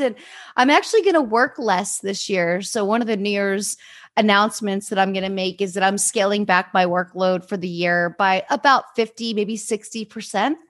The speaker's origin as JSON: {"language": "English", "town": "Easton", "region": "Pennsylvania", "country": "United States", "tie": "born or raised there", "said": "I grew up in Easton"}